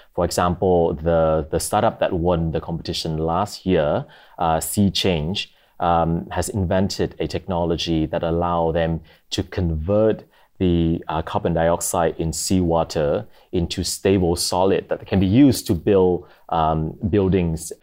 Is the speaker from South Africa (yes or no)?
no; Vietnam; moved away as an adult; now in Singapore; I'm from Vietnam, but I've been able, uh, I've been living in Singapore for the past three and a half years.